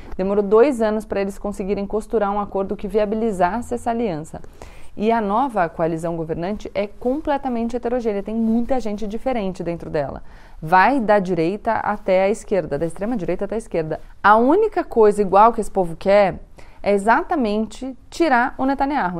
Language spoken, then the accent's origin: Portuguese; Brazil; a gente, como brasileiro, também ouve diariamente na nossa política aqui no Brasil